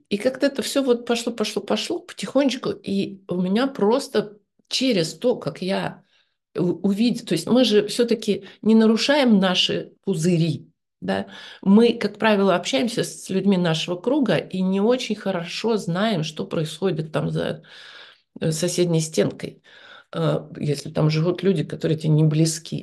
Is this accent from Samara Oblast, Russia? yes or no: no; Novosibirsk, Novosibirsk Oblast, Russia; moved away; also born or lived in Moscow; я же сама из Новосибирска